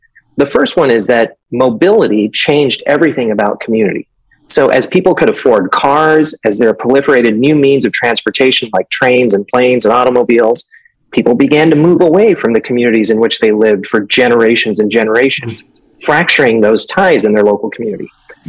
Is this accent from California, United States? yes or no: yes; Hayward, California, United States; So I grew up in Hayward, about 9 miles south of Oakland here in the Bay Area. And my dad came here in 1967, immigrated here from India to study at Berkeley, and ended up deciding to stay